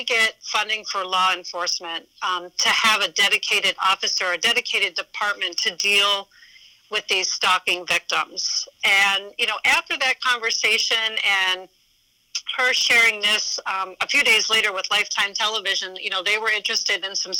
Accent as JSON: {"language": "English", "town": "Poland", "region": "Ohio", "country": "United States", "tie": "born or raised there", "said": "my hometown, Poland, Ohio"}